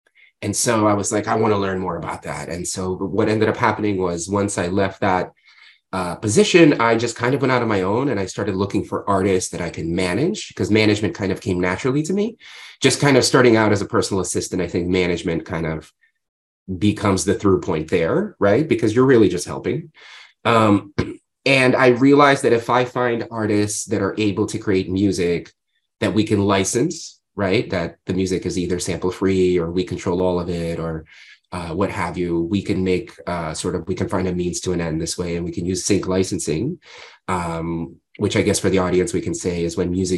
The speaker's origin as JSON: {"language": "English", "town": "New York City", "region": "New York", "country": "United States", "tie": "born or raised there", "also_born_or_lived": "Odessa, Ukraine / Ohio", "said": "I came here when I was 7 years old with my family. I grew up in New York"}